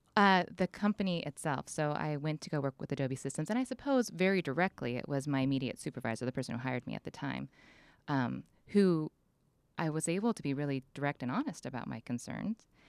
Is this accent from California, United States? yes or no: yes; San Diego, California, United States; moved away as an adult; also born or lived in Orange County; now in San Luis Obispo, United States; I was raised primarily in San Diego and Orange County